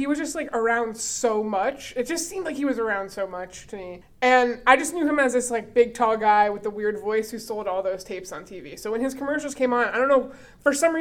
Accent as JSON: {"language": "English", "region": "South Florida", "country": "United States", "said": "I'm from South Florida, which could arguably be considered Grift City, USA"}